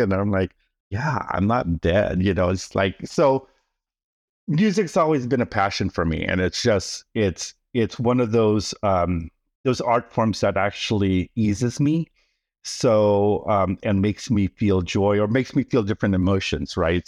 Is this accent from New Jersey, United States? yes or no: no; Oakland, California, United States; born or raised there; first language Tagalog; English is a second language; also born or lived in Manila, Philippines